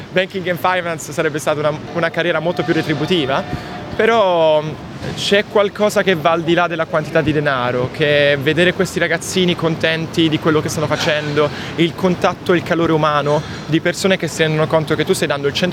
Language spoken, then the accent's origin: Italian; Bari, Apulia, Italy; also born or lived in Monopoli; Allora, io vengo da una piccola cittadina di, del sud, sud Italia, Monopoli. Sono nato lì, ho vissuto a Bari per i primi 14 anni della mia vita, ho iniziato a fare canottaggio quando avevo 12 anni.